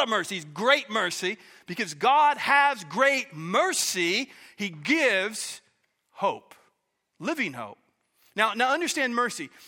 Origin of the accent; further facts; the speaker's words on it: Oklahoma, United States; moved away as an adult; now in Pacific Northwest, United States; I was born and raised in Oklahoma